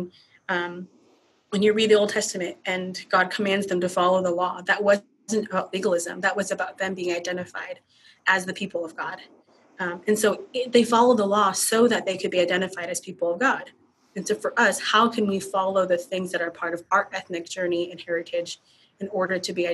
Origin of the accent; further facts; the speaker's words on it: United States; my nationality, I'm an American. My ethnicity is Hmong